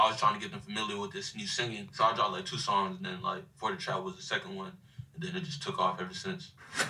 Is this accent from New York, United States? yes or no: yes; Bronx, New York, United States; also born or lived in Florida; So I grew up in the Bronx.